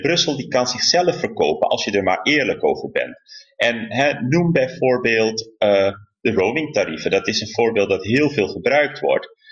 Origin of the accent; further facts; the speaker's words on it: Rotterdam, South Holland, Netherlands; als Rotterdammer, want hè, ik heb deze stad lief.